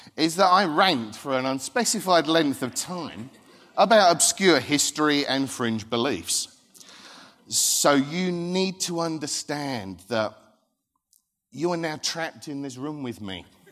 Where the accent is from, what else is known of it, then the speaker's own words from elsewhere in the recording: Thundersley, East of England, United Kingdom; also born or lived in Rochford; I grew up in Thundersley, which borders Hadley